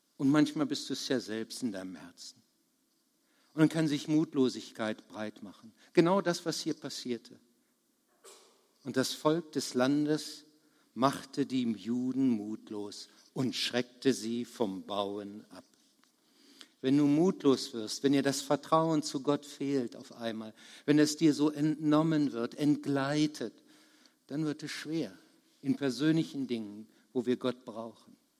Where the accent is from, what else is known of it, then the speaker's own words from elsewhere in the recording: Bad Harzburg, Lower Saxony, Germany; Ich komme aus Bad Harzburg